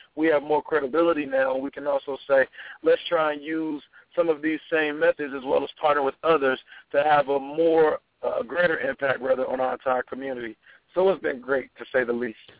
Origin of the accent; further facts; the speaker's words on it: Atlanta, Georgia, United States; moved away as an adult; now in Charlottesville, United States; as I was growing up in Atlanta